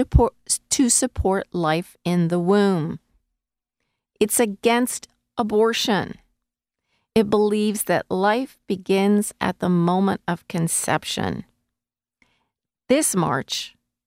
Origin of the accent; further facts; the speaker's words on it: United States; as an American living in the United States